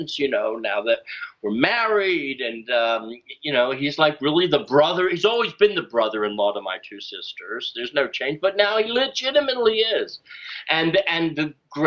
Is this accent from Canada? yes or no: no; Kansas, United States; moved away as an adult; also born or lived in New York; I'm from the Midwest. I was born in Kansas.